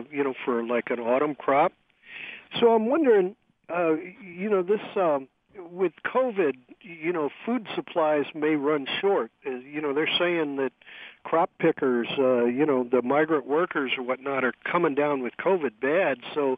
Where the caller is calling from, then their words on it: California, United States; I'm calling from California